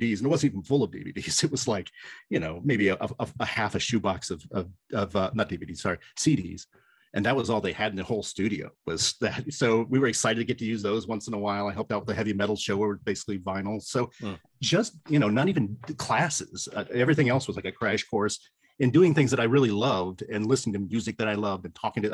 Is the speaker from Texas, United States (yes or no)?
no; Lima, Ohio, United States; also born or lived in Toledo; I ended up working radio in my hometown in Lima